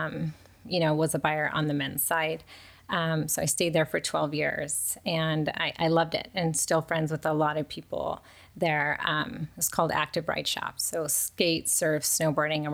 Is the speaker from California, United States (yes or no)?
yes; Chino Hills, California, United States; also born or lived in Ontario, California / Rancho Cucamonga, California; I grew up in Southern California. All in the Inland Empire, so like Ontario, Ranch Cucamonga, and then ended up in Chino Hills, which I've been there since junior high.